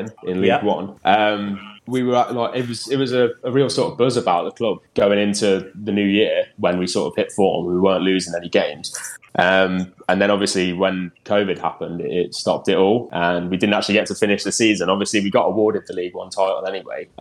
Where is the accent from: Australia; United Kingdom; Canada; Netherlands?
United Kingdom; England; as an Englishman